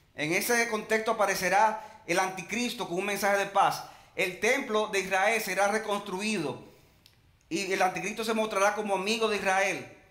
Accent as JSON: {"language": "Spanish", "country": "Dominican Republic", "said": "Nosotros los cristianos, que seamos dominicanos"}